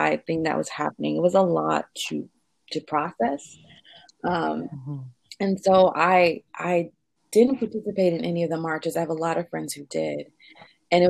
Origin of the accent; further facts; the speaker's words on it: Houston, Texas, United States; I'm Houston native, Houston, Texas native.